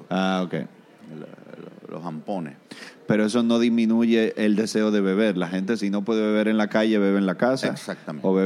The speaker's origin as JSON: {"language": "Spanish", "country": "Venezuela", "tie": "born there", "said": "porque yo nací aquí, soy venezolano"}